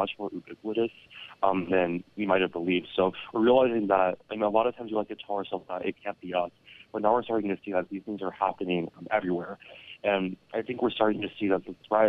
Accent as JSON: {"language": "English", "town": "Chattanooga", "region": "Tennessee", "country": "United States", "tie": "born or raised there", "said": "my hometown, Chattanooga"}